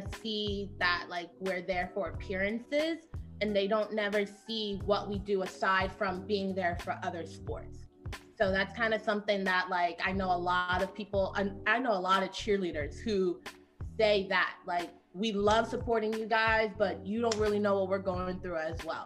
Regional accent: New Rochelle, New York, United States; I am from New York, like Jordan said, New Rochelle to be exact, go New Ro

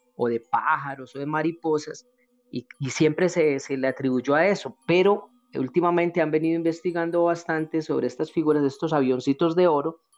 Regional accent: Colombia; acá en mi país, en Colombia

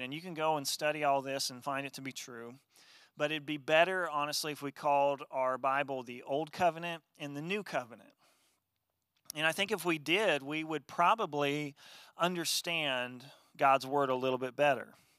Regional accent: Wabash, Indiana, United States; growing up in my hometown of Wabash, Indiana

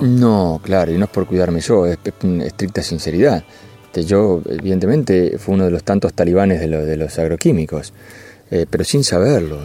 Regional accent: Lincoln, Buenos Aires Province, Argentina; yo, soy de Lincoln

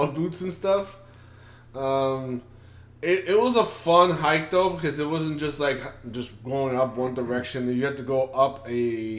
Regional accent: New York City, New York, United States; Originally from New York City

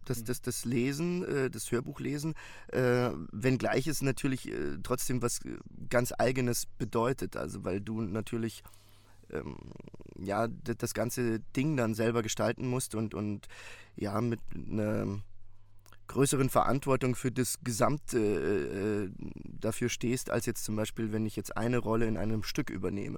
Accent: Munich, Bavaria, Germany; now in Berlin, Germany; Ich bin gebürtiger Münchner und äh, bin äh, seit äh, vielen, vielen Jahren äh, Wahlberliner

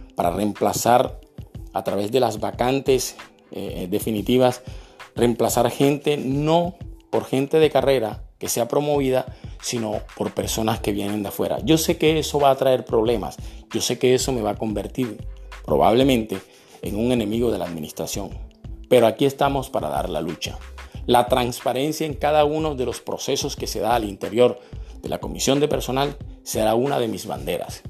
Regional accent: Barranquilla, Atlántico, Colombia; also born or lived in Santa Marta; Nací en la ciudad de Santa Marta en el año de 1962. Desde muy pequeño vivo en la ciudad de Barranquilla

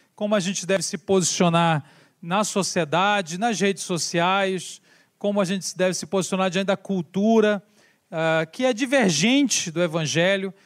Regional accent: Belém, Pará, Brazil; now in São Paulo, Brazil; Viemos lá do Brasil, moramos em São Paulo, mas somos lá de Belém do Pará, no norte do Brasil

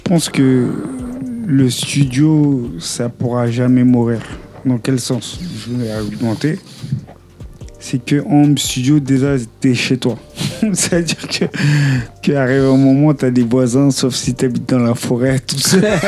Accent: Haiti; je suis haïtien, je suis pas du tout congolais

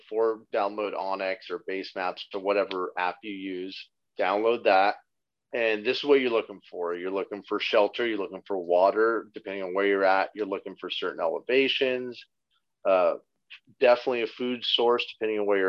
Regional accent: California, United States; I'm from California.

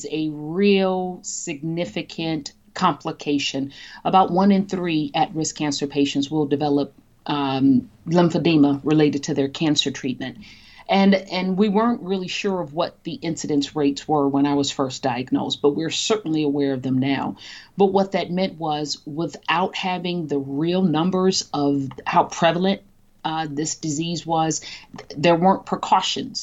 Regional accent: Chicago, Illinois, United States; a young Black female born and raised on the South Side of Chicago

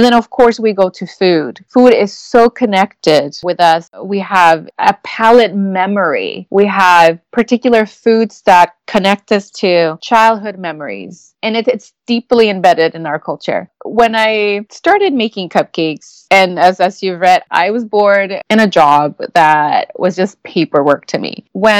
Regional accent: Mexico; moved away; I grew up in Mexico in a restaurant.

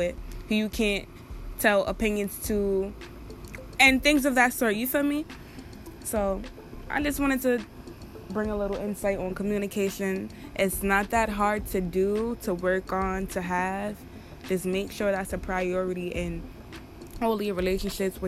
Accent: Jamaica; accent: Jamaican; I'm Jamaican, so y'all probably hear my accent come out a little pin

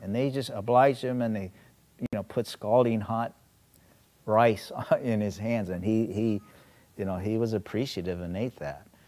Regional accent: South Korea; now in United States; I'm Korean American, you know, originally from Korea

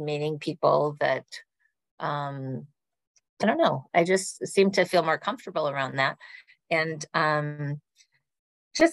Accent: Minnesota, United States; moved away; I grew up in Minnesota

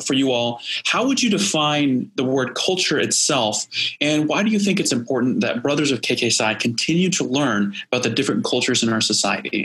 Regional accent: Indiana, United States; I'm from Indiana

